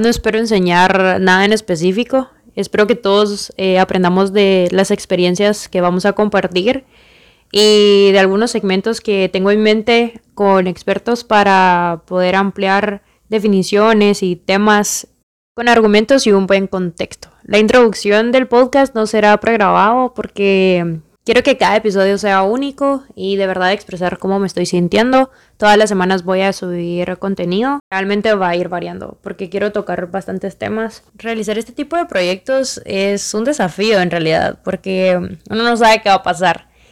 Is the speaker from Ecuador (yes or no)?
no; Guatemala; soy de Guatemala